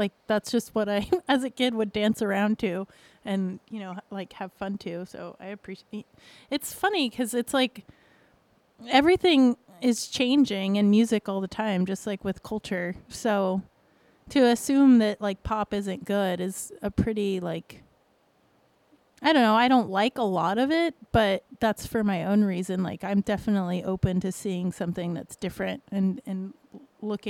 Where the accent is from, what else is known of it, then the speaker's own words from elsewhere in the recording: the South, United States; moved away; I grew up in the South